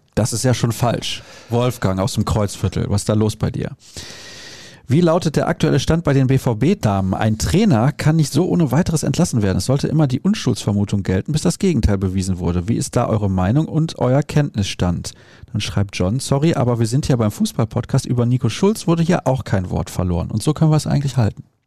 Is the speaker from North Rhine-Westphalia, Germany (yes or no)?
yes; Solingen, North Rhine-Westphalia, Germany; ich bin in Solingen aufgewachsen, da gab es die Nähe zu Köln halt einfach